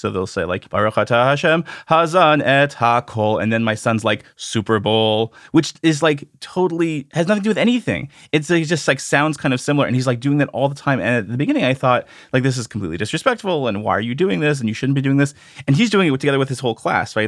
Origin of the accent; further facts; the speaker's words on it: Canada; I grew up in Canada